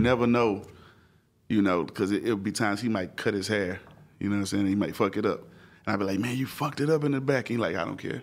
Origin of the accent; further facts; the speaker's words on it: Houston, Texas, United States; I'm from Houston